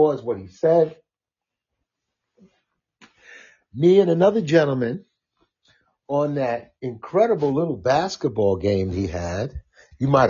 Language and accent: English; New York City, New York, United States; I was born in Coney Island. My parents bought a house in Flatbush, and I wind up in Bed-Stuy